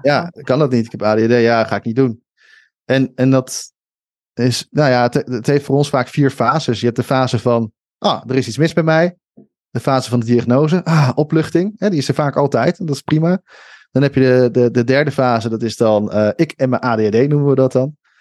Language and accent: Dutch; Schiedam, South Holland, Netherlands; moved away; ik kom uit Schiedam en, eh, en daar had je dan de Hoge Straat